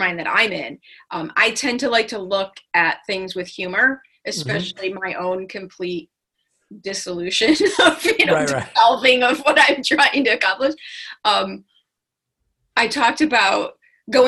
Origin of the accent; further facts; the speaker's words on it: Chicago, Illinois, United States; We're from Chicago